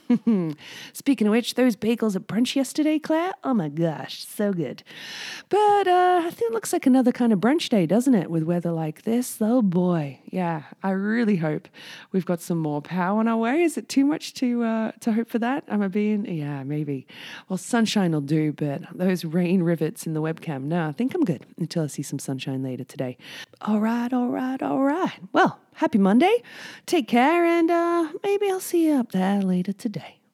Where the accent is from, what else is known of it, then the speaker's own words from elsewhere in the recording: United Kingdom; now in Whistler, Canada; I'm originally British